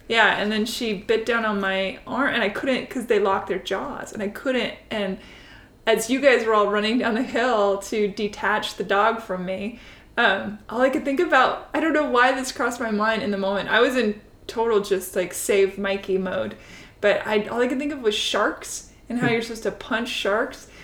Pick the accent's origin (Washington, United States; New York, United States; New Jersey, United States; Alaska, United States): Washington, United States; Seattle; moved away; Originally Seattle